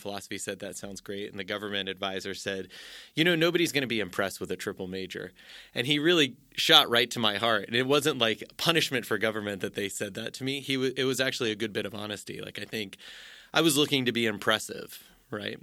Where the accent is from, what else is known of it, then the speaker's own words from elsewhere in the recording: Orange County, Southern California, United States; moved away as an adult; also born or lived in Nutley, New Jersey / Tennessee; now in Notre Dame, United States; I grew up in Southern California, Orange County, moved there, uh, just before I turned nine years old, stayed there through high school